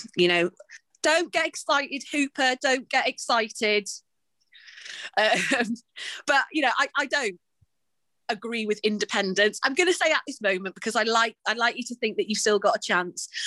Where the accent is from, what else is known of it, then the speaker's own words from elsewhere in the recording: Welsh, Wales, United Kingdom; as a Welsh person